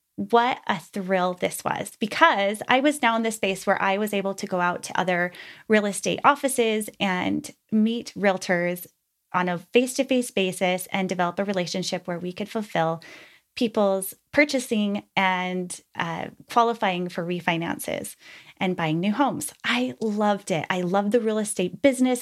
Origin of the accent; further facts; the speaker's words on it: Utah, United States; I was raised in Utah, the youngest of five